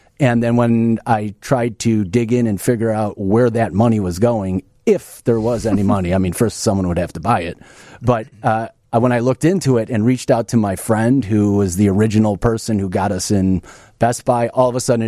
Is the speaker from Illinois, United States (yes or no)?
yes; Oak Park, Illinois, United States; also born or lived in Chicago; Yeah. I was Oak Park up until maybe high school or something. Then just Chicago since then.